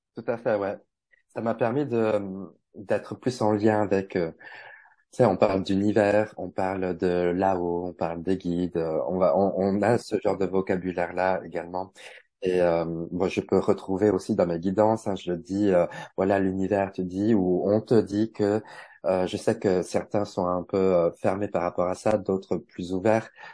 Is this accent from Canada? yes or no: no; Bourgogne-Franche-Comté, France; also born or lived in Paris; now in Switzerland; je suis originaire de Franche-Comté, donc rejoindre un peu ma famille euh, en Franche-Comté.